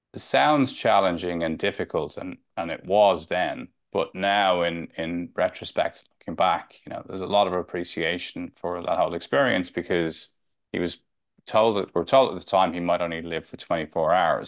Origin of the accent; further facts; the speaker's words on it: Dublin, Leinster, Ireland; moved away as an adult; also born or lived in London / Spain; I grew up in Santry, Northside Dublin